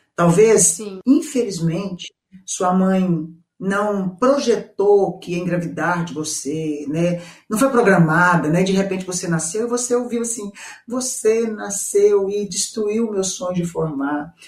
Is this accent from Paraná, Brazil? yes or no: no; Goiânia, Goiás, Brazil; Eu sou de Goiânia, gente, centro-oeste